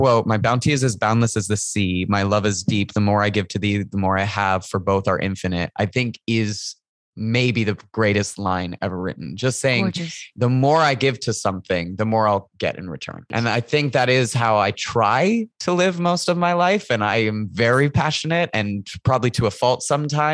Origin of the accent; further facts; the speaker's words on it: Manchester-by-the-Sea, Massachusetts, United States; Originally from Manchester by the Sea